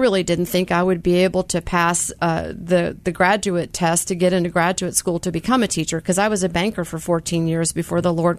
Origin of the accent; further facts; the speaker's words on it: Jackson, Mississippi, United States; also born or lived in Canada / New Jersey / New York / New Orleans; I was born in Canada, left Canada when I was 5, and went from Canada to New Jersey, New Jersey to upstate New York, New York to New Orleans. The culture shock was New Orleans to Jackson, Mississippi.